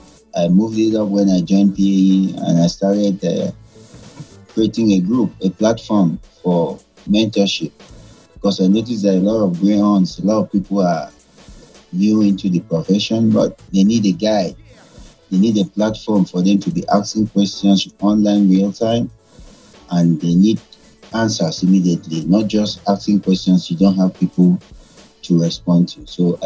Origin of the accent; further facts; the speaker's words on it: Nigeria; I'm from Nigeria.